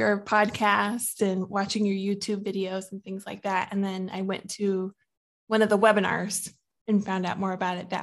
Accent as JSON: {"language": "English", "region": "Midwest", "country": "United States", "also_born_or_lived": "Washington State", "moved": "as an adult", "lives_now": "San Antonio, United States", "said": "we're really from the Midwest though. My husband is in the military, so we've moved several times"}